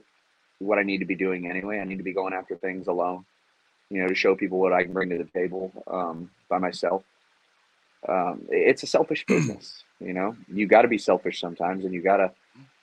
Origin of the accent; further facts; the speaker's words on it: Houston, Texas, United States; I'm from Houston.